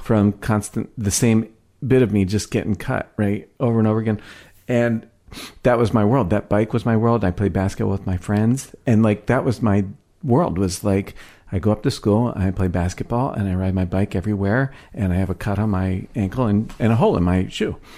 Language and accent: English; Philadelphia, Pennsylvania, United States; now in Seattle, United States; I'm from Philadelphia, right? I got here almost on a whim